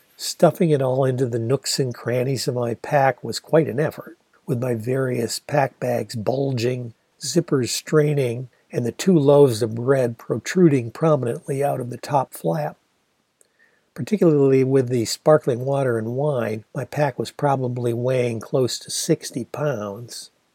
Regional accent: Ann Arbor, Michigan, United States; Ann Arbor sure had its forest of trees

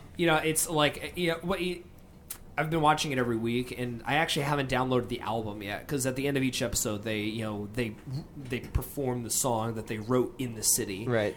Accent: New Jersey, United States; we're from Jersey

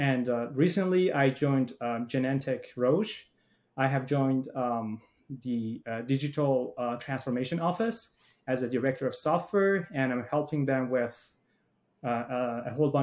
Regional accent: Iran; moved away as an adult; now in United States; I grew up in Iran

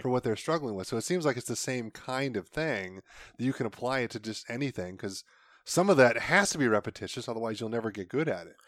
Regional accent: Ohio, United States; I'm from Ohio.

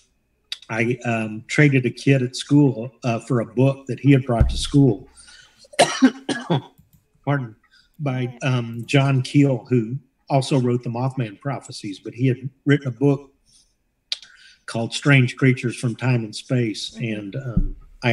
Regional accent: Dallas-Fort Worth area, Texas, United States; I grew up here in the Dallas-Fort Worth area

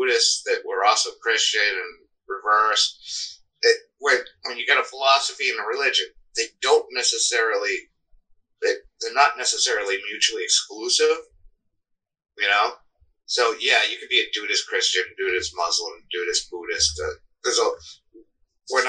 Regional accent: Cape Cod, Massachusetts, United States; now in Augusta, United States; I grew up on Cape Cod

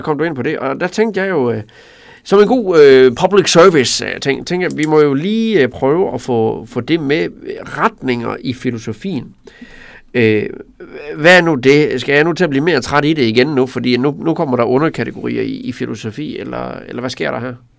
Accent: Tinglev, Southern Jutland, Southern Denmark, Denmark; born or raised there

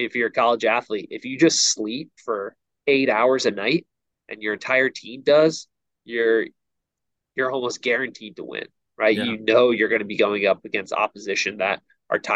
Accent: outside of New York City, United States; now in Virginia, United States; I grew up outside of New York City

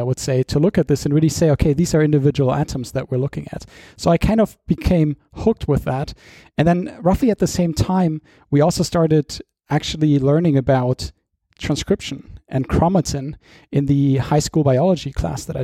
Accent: Dortmund, North Rhine-Westphalia, Germany; moved away as an adult; also born or lived in London, United Kingdom; I went back to my hometown in Germany, which is Dortmund

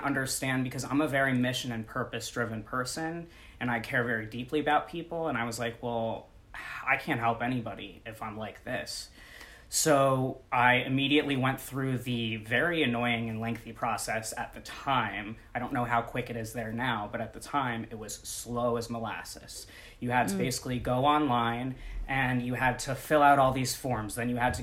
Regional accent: New York, United States; moved away as an adult; now in Los Angeles, United States; I'm originally a New Yorker, born and raised, moving

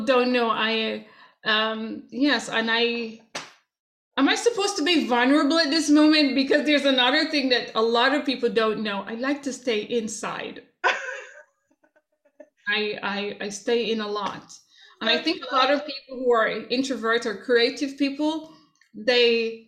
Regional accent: Jamaica; moved away; growing up in Jamaica

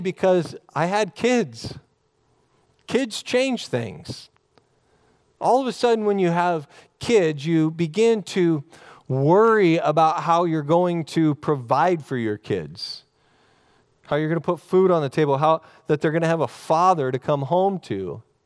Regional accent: Oregon, United States; growing up in Oregon

